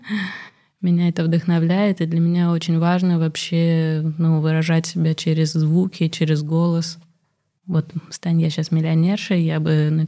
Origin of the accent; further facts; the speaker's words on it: Russia; accent: Russian; Наверное, я говорю с ужасным русским акцентом.